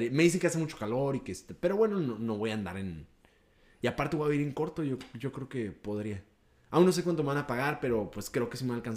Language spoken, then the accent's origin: Spanish; Mexico; Soy mexicano.